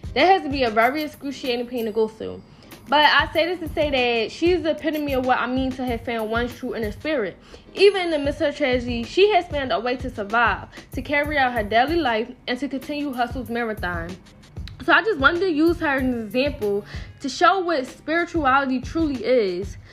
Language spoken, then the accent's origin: English; Philadelphia, Pennsylvania, United States; I'm from North Philadelphia